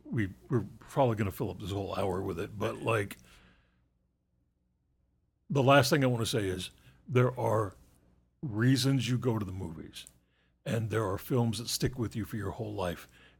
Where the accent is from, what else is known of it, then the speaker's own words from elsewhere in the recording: New Mexico, United States; which is an even tinier town than the ones I grew up in New Mexico.